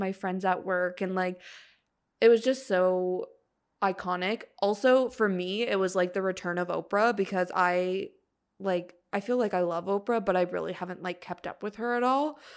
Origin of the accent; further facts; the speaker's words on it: Canada; we're Canadian.